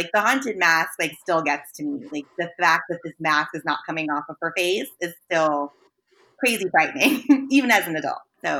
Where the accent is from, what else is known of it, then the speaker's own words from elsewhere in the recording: California, United States; I'm a California kid.